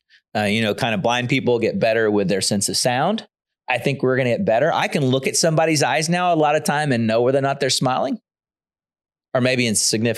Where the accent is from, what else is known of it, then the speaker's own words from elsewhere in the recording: the South, United States; I'm from the South. That's what we do. We say hi.